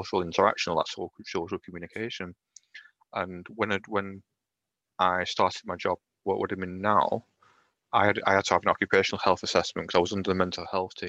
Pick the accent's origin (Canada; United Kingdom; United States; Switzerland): United Kingdom; Lancashire, North West England; accent: Lancashire; I am in Lancashire. Can you tell by my accent?